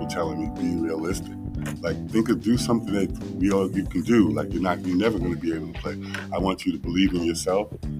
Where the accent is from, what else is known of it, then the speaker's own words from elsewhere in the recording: Amityville, New York, United States; I was the first NBA player from Amityville to be drafted into the NBA.